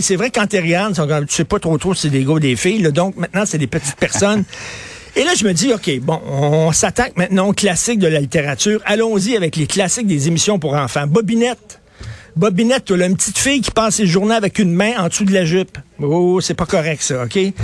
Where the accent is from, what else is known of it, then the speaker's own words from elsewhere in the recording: Montreal, Quebec, Canada; quand j'étais jeune, dans les années 70, on était fiers de Montréal